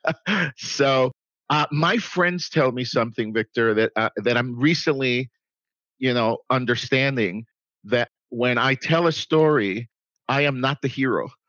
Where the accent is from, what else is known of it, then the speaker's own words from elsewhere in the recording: Puerto Rico; moved away as an adult; also born or lived in New York City, United States; now in Dallas, United States; I was born in New York City from Puerto Rican parents. My parents decided to move to Puerto Rico when I was 9 years old. I moved back to the States. They still live in Puerto Rico when I was 19. So I lived in Puerto Rico for 10 years.